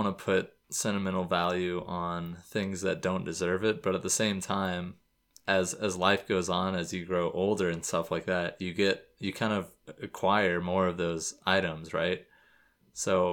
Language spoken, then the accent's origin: English; Florida, United States; moved away; I'm from Florida